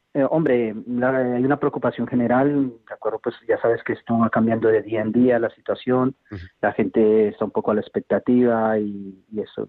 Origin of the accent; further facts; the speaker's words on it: Colombia; now in Huesca, Spain; yo no soy español, soy colombiano